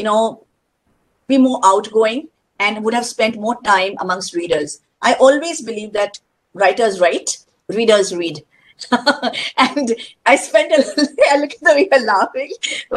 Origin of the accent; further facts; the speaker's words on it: India; I'm an Indian